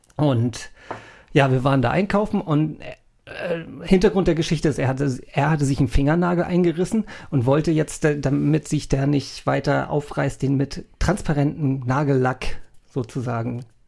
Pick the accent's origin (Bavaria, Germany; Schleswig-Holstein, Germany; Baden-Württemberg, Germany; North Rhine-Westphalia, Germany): Schleswig-Holstein, Germany; North Frisia; moved away; Nordfriesland ist, für wo ich herkomme